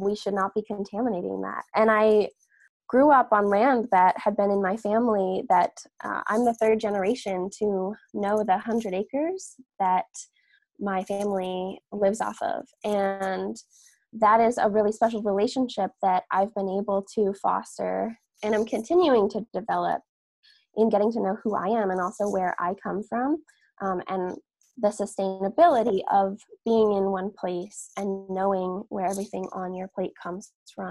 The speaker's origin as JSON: {"language": "English", "area": "Catskill Mountains", "region": "upstate New York", "country": "United States", "tie": "born or raised there"}